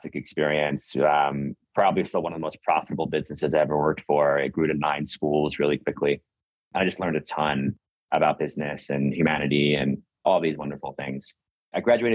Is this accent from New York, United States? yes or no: yes; New York City, New York, United States; I'm originally from New York. I grew up in Brooklyn before Brooklyn became cool